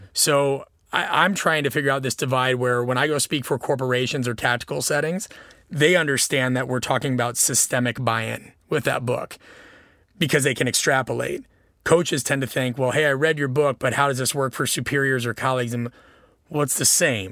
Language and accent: English; Nebraska, United States; moved away; also born or lived in Illinois; growing up in Nebraska